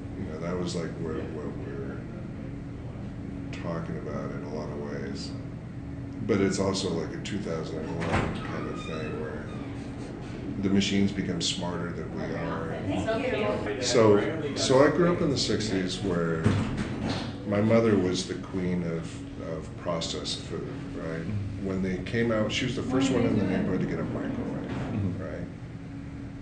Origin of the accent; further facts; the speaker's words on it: San Jose, California, United States; I grew up in San Jose, which had a lot of malls